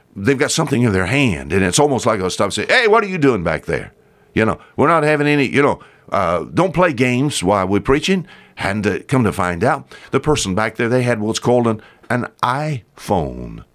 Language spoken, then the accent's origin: English; the South, United States; accent: Southern; I talk like, uh, I'm from the South